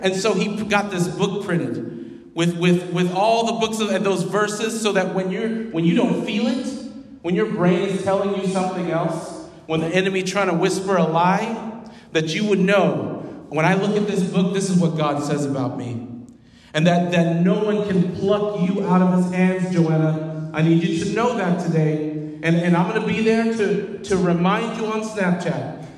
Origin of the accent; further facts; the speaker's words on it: Wichita, Kansas, United States; I hail from Wichita, Kansas.